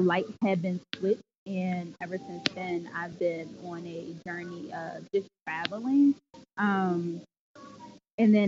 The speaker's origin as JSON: {"language": "English", "town": "Temple Hills", "region": "Maryland", "country": "United States", "also_born_or_lived": "Suitland, Maryland", "moved": "as an adult", "lives_now": "Philadelphia, United States", "said": "So I'm originally from Prince George's County, Maryland, specifically Temple Hills via Suitland, Maryland"}